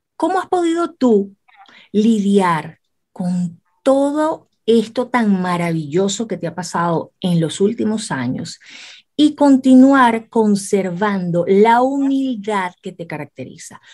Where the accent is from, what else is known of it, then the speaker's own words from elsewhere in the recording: Venezuela; para mí como venezolana, me siento tan orgullosa